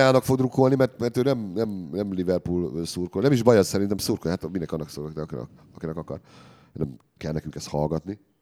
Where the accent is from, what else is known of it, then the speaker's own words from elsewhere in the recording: Debrecen, Hajdú-Bihar, Hungary; Én debreceni vagyok, és Debrecen szurkoló volt.